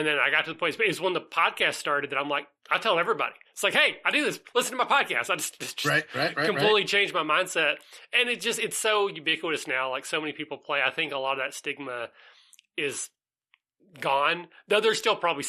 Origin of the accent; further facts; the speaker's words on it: Southeast Kentucky, United States; I'm from Southeast Kentucky.